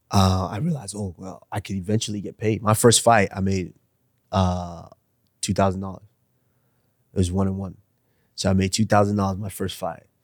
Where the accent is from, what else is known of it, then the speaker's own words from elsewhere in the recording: Nigeria; Because I'm still Nigerian now. I still have a mom and dad which you know I'm, i have to be responsible for for someday.